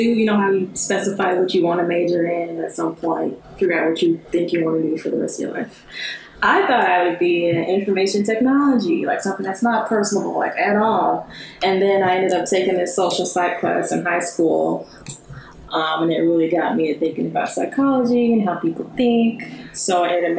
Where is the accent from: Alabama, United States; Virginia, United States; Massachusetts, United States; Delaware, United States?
Alabama, United States; Birmingham; moved away as an adult; I'm from Birmingham. So I've just been kind of moving up the map through school